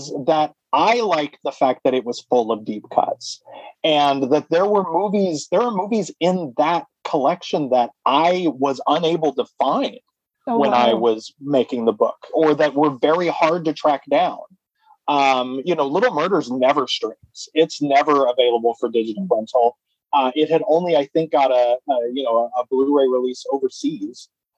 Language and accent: English; Wichita, Kansas, United States; moved away as an adult; now in New York City, United States; I was born and raised in Wichita, Kansas. And yes. Then I moved to New York when I was 30